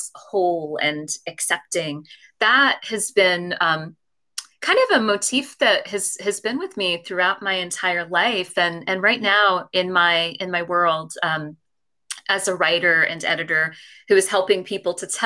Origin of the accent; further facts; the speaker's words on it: California, United States; also born or lived in London; now in New York, United States; I was born in London, but then I grew up in California